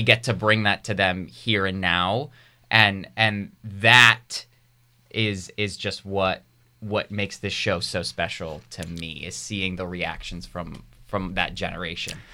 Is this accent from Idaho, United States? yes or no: no; Rhode Island, United States; moved away; I was born and raised in Rhode Island